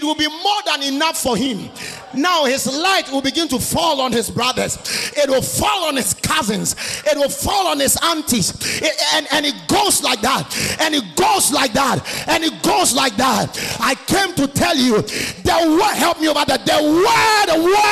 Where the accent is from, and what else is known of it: Ghana; born or raised there